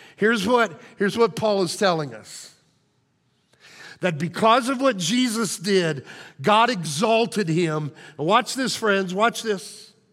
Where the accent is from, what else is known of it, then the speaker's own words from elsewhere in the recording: Illinois, United States; moved away; my hometown, a team back in Illinois